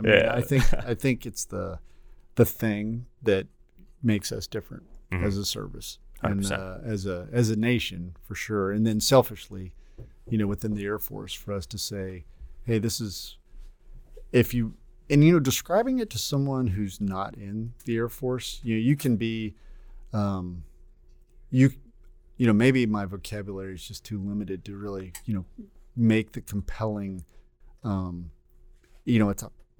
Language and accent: English; Texas, United States; also born or lived in Oklahoma; I am from Texas.